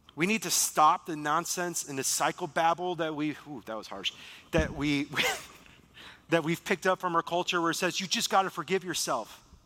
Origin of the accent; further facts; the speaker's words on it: Beaver Dam, Wisconsin, United States; moved away; I'm afraid to go back to my hometown. I'm afraid to go back to Beaver Dam, Wisconsin